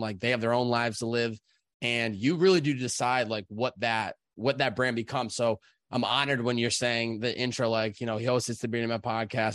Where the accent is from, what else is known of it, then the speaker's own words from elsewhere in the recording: Chicopee, Massachusetts, United States; I grew up, uh, Chicopee, Massachusetts